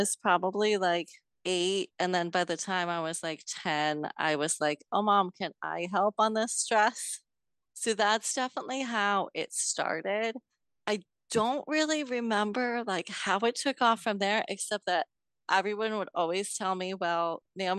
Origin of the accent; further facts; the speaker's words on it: New York, United States; I'm from New York State, a couple hours north of New York City